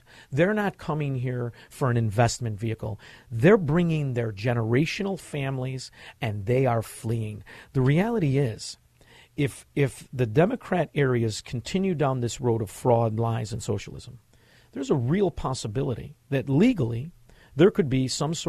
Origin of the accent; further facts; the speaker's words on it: Chicago, Illinois, United States; moved away as an adult; now in Florida, United States; I'm from Chicago. I grew up, born and raised.